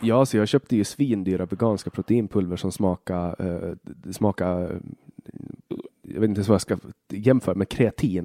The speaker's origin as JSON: {"language": "Swedish", "country": "Åland Islands", "tie": "born or raised there", "also_born_or_lived": "Finland / Sweden", "said": "jag kommer från Åland"}